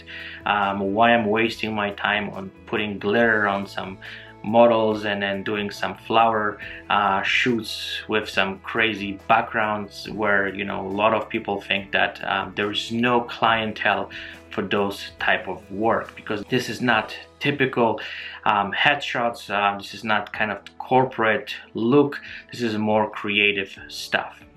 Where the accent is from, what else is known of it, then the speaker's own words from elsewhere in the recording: Poland; moved away; I'm originally from Poland and my family still lives here